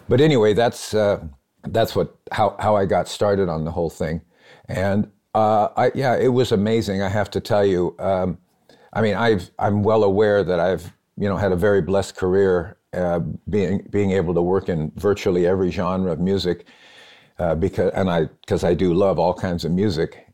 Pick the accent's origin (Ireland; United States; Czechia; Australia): United States; Phoenix, Arizona; also born or lived in Los Angeles; now in Nashville, United States; I'm from Phoenix and I love it there